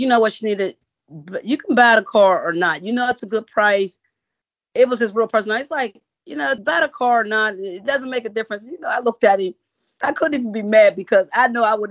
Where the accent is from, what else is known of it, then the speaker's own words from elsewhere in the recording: Pittsburgh, Pennsylvania, United States; moved away as an adult; now in Charlotte, United States; I'm originally from Pittsburgh, Pennsylvania. I moved to Charlotte, North Carolina in 2014.